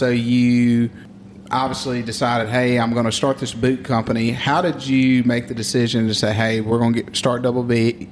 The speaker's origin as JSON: {"language": "English", "region": "Mississippi", "country": "United States", "tie": "born or raised there", "said": "I grew up in Baden, Mississippi"}